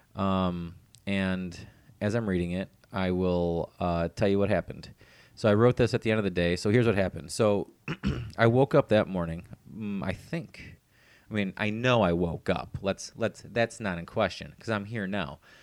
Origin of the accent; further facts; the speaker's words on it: Cleveland, Ohio, United States; moved away; my hometown, from Cleveland